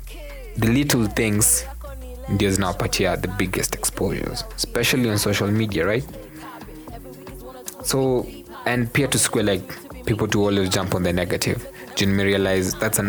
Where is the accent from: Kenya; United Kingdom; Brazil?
Kenya